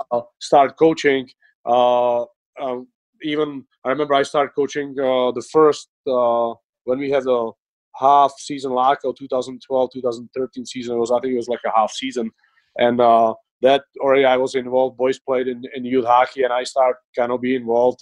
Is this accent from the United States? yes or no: no; Czechia; moved away; I grew up in Czech Republic.